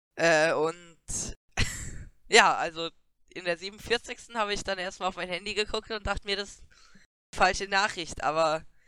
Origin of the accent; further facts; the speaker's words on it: near Wiesbaden, Hesse, Germany; wir kommen aus der Nähe von Wiesbaden